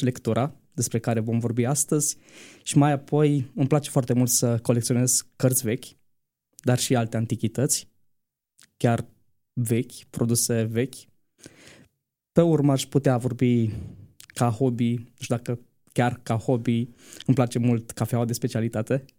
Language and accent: Romanian; Bistrița, Bistrița-Năsăud, Romania; moved away as an adult; now in Bucharest, Romania; sunt din Bistrița, dar uh, mai exact de pe Valea Burgăului, în apropiere de Colibița